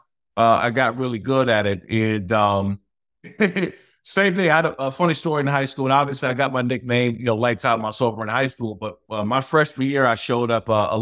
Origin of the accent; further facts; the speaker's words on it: Prince George's County, Maryland, United States; moved away; I grew up in Prince George's County, Maryland, man. Played high school there